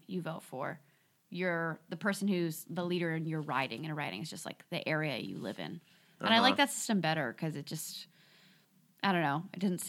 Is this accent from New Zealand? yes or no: no; Canada; Well, so I came from Canada, as I've spoken.